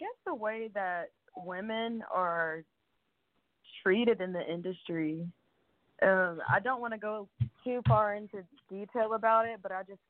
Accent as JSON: {"language": "English", "town": "Rocky Mount", "region": "Virginia", "country": "United States", "said": "I'm originally from Rocky Mount, Virginia, a very small country town."}